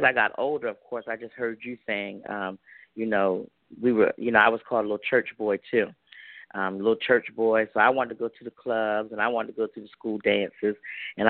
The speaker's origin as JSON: {"language": "English", "town": "Georgetown", "region": "Delaware", "country": "United States", "said": "I'm from a very small town in Delaware"}